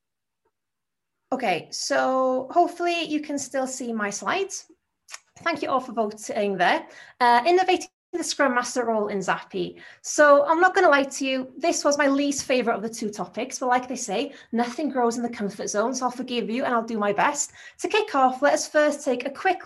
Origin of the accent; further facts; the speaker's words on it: Anglesey, North Wales, United Kingdom; accent: Anglesey, North Wales; my accent is from a place called Anglesey in North Wales.